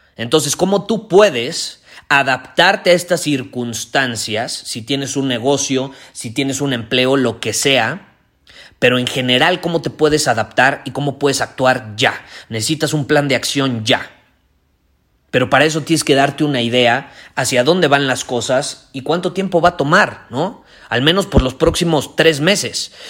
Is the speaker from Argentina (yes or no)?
no; Mexico